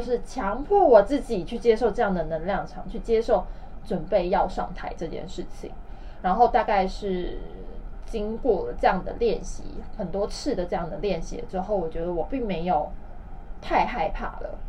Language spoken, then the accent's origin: Chinese; Taiwan; accent: Taiwanese accent; now in China; 我就不小心用了台湾腔